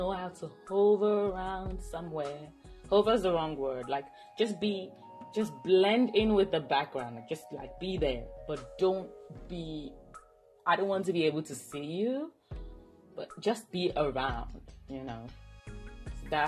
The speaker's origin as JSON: {"language": "English", "country": "Nigeria", "said": "as a Nigerian, where I come from, we tip, but not, it's not like expected."}